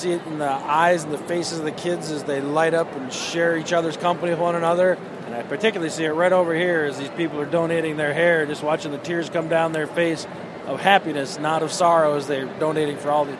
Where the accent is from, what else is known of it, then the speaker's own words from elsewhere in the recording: Brainerd, Minnesota, United States; I'm from Brainerd, Minnesota.